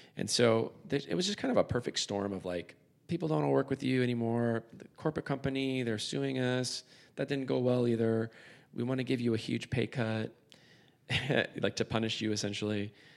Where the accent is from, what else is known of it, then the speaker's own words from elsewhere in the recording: San Diego, California, United States; moved away as an adult; I moved back to my hometown, San Diego